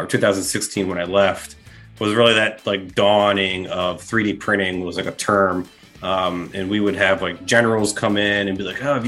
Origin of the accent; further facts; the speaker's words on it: Maryland, United States; I'm a Maryland guy.